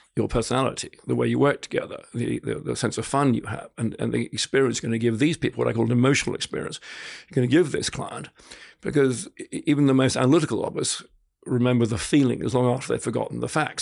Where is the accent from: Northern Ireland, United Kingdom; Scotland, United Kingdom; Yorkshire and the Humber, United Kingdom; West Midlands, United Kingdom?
Scotland, United Kingdom; now in Australia; being half Scot, half French, I grew up in Scotland.